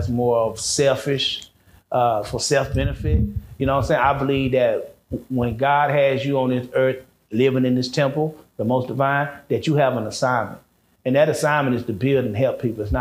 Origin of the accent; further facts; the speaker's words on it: United States; I grew up in this diaspora of America, which is the Western society. We grew up over here.